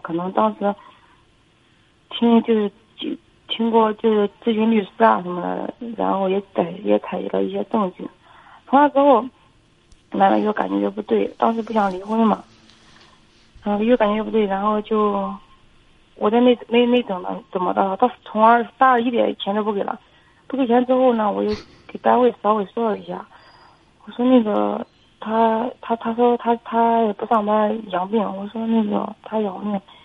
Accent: Feicheng, Shandong, China; 我从小是生活在农村的

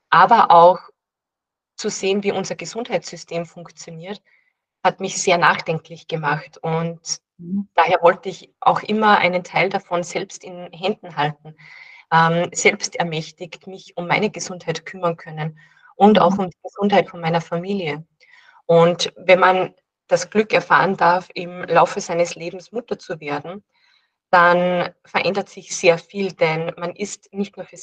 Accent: Salzburg, Austria; born there; Ich bin in Salzburg geboren und lebe in Salzburg, aber nicht in der Stadt, sondern weiter südlich äh, am Land.

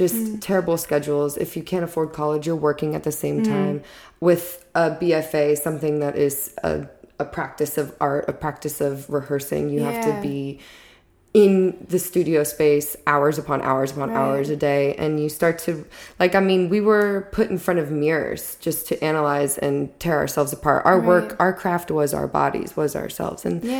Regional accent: Texas, United States; also born or lived in Florida; I grew up in Texas / Florida. I got into acting early on.

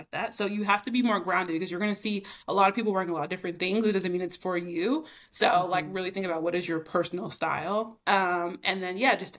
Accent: Northeast Arkansas, United States; moved away as an adult; also born or lived in Fayetteville, Arkansas / Brooklyn, New York; now in New York, United States; I'm from Arkansas, like a small town in Northeast Arkansas

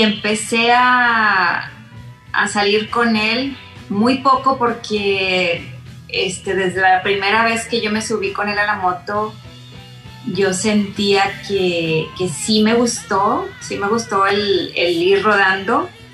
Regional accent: Monterrey, Nuevo León, Mexico; also born or lived in Santa Catarina; soy de Monterrey, originaria de Monterrey, eh, nacida en, en, la parte de Santa Catarina exactamente

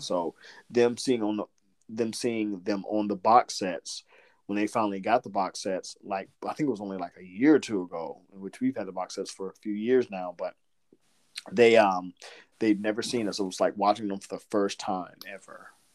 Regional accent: Southern Georgia, United States; I'm from I'm from Southern Georgia, but my mom was from New York and I've got like this little weird thing that goes in and out

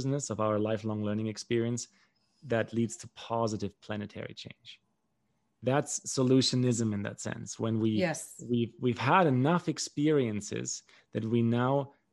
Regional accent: Germany; moved away; also born or lived in Paraguay; growing up in Germany

